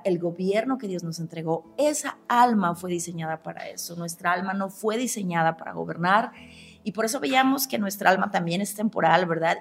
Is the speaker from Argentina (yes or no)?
no; Mexico; also born or lived in León, Guanajuato; como buena mexicana, mi cuerpo me pide tacos